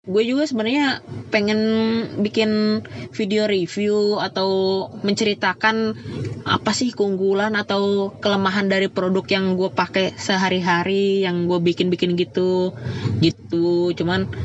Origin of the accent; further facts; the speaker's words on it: Karawang, West Java, Indonesia; born there; lahir di Karawang juga